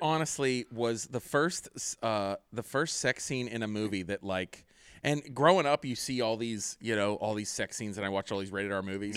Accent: Pittsburgh, Pennsylvania, United States; I'm from Pittsburgh

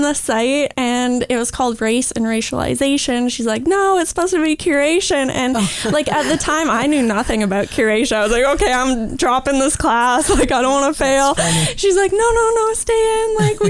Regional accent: Bracebridge, Ontario, Canada; also born or lived in Toronto, Canada / Ottawa, Canada; growing up in Muskoka, specifically in Bracebridge

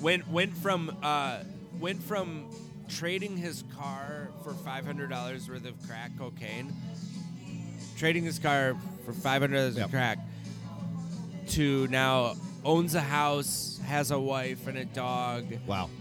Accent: Stillwater, Minnesota, United States; also born or lived in Stockton, California; I was not born here

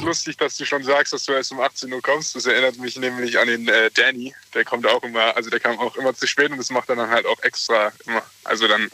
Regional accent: Mannheim, Baden-Württemberg, Germany; Wir sind äh, äh, echte Mannheimer

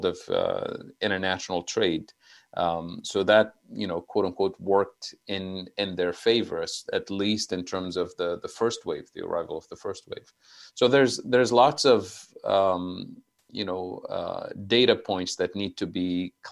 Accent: Tunisia; moved away; I'm originally from Tunisia, so I have family living there

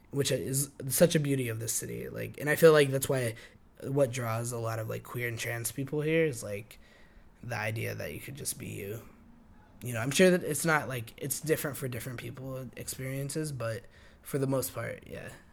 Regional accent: Albuquerque, New Mexico, United States; moved away as an adult; now in New York, United States; growing up in Albuquerque, you sometimes just feel so enclosed to everything

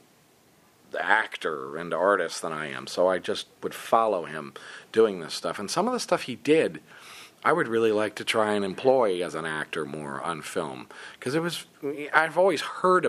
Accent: United States; I'm an American guy

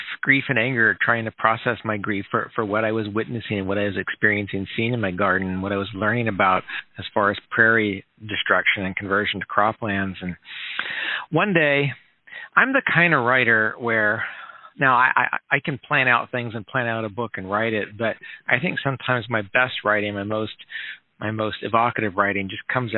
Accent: Minnesota, United States; moved away as an adult; also born or lived in Oklahoma City, Oklahoma / Evansville, Indiana / Ohio; now in Lincoln, United States; my family moved up to Minnesota, and I was there through high school

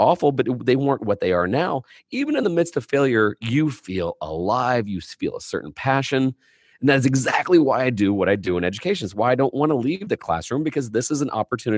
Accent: Indiana, United States; I'm a kid from Indiana

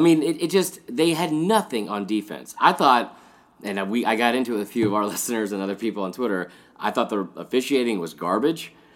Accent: Stone Mountain, Georgia, United States; I grew up in Stone Mountain

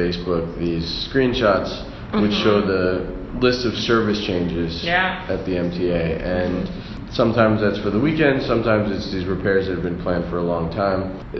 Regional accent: New York City, New York, United States; And as a New Yorker, you just feel this existential sense of dread, and you're like, how can I live in this place

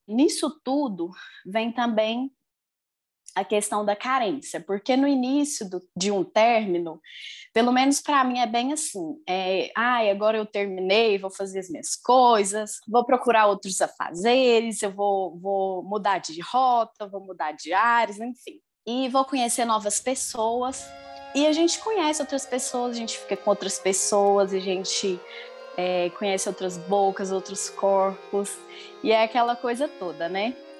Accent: Lagoa Formosa, Minas Gerais, Brazil; eu sou de Lagoa Formosa, Minas Gerais

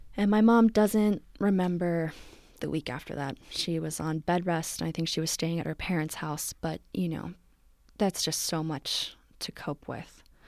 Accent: Morristown, New Jersey, United States; moved away as an adult; now in San Francisco, United States; I am from New Jersey originally

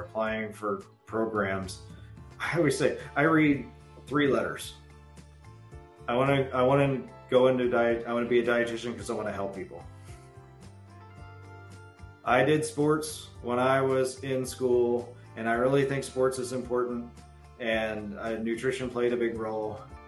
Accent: Southeast Ohio, United States; I'm a kid from Southeast Ohio, and according to the books, I'm Appalachian

